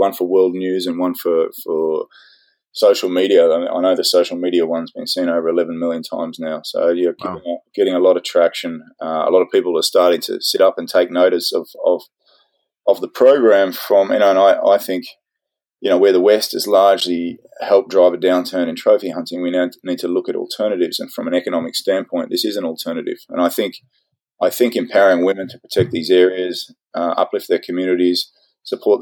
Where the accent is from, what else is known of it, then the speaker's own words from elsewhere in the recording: Australia; moved away; I'm an Aussie